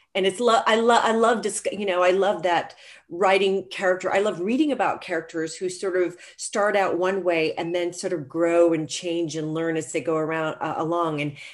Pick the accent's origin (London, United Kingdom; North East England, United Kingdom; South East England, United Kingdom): London, United Kingdom; now in Atlanta, United States; because London was my home, I mean, it really is my hometown, but until I moved to Atlanta, Georgia, where I've now been for 28 years, you know, London was, I mean, we were there for 7 years.